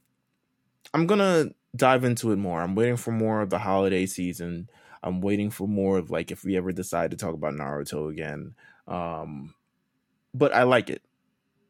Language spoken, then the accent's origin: English; New York, United States; I'm from New York